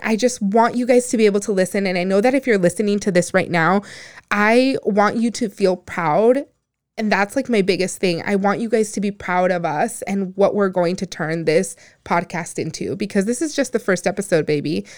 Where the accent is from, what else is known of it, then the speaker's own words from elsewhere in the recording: Phoenix, Arizona, United States; also born or lived in Empalme, Sonora, Mexico / Guaymas, Sonora, Mexico; I was born in, in Palme Sonora, Guaymas, but I was raised here. I was raised in South Phoenix